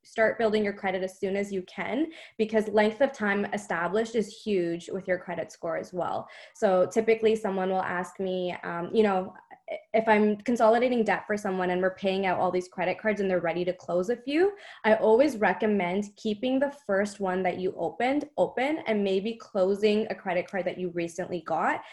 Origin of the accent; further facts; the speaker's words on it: Canada; I'm from Canada